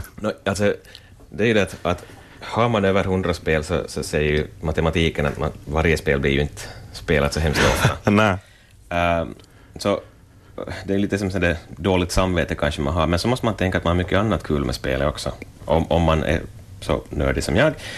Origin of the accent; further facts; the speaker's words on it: Vaasa, Ostrobothnia, Finland; jag är 37 år Vasabo